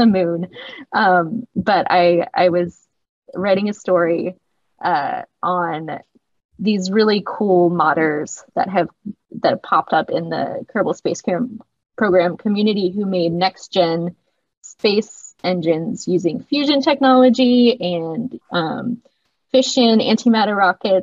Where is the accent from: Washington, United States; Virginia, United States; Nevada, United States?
Virginia, United States; now in East Bay, California, United States; I'm from Virginia